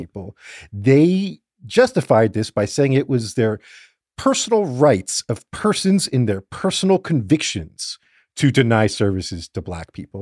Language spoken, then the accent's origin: English; Fort Lauderdale, Florida, United States; growing up in Fort Lauderdale